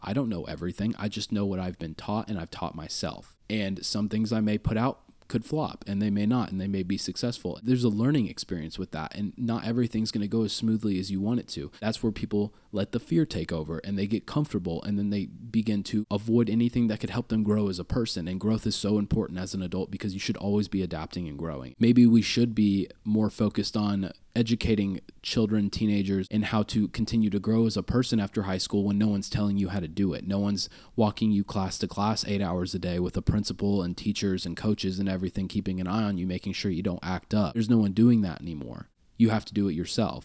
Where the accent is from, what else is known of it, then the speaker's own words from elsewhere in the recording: Kearney, United States; I grew up in Kearney